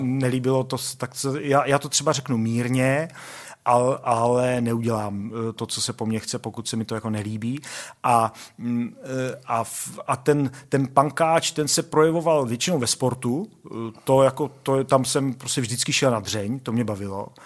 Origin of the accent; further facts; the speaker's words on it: Olomouc, Olomouc Region, Czechia; já jsem vyrůstal na sídlišti Hejrovského uh, v Olomouci